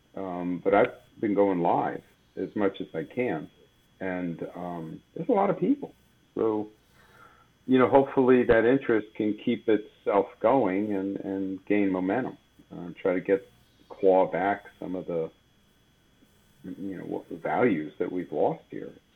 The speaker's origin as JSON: {"language": "English", "town": "Bethlehem", "region": "Pennsylvania", "country": "United States", "tie": "born or raised there", "said": "I'm originally from the Lehigh Valley, Bethlehem. Um, born and raised"}